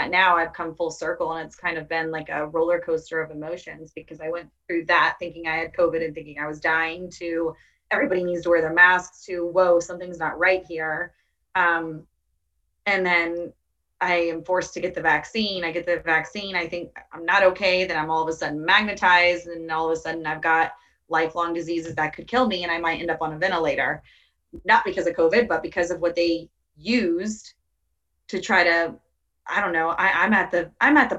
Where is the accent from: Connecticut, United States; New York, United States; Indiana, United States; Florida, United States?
Florida, United States; Tampa; I'm from Tampa